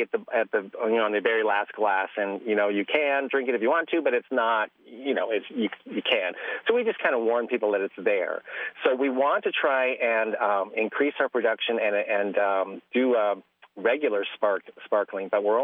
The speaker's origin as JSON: {"language": "English", "area": "just outside of Toronto", "region": "Ontario", "country": "Canada", "tie": "born or raised there", "moved": "yes", "lives_now": "Willcox, United States", "said": "grew up in Canada, just outside of Toronto"}